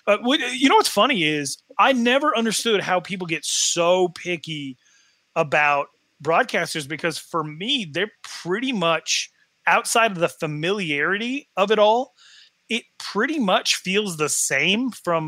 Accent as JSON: {"language": "English", "region": "Wyoming", "country": "United States", "said": "I'm from Wyoming."}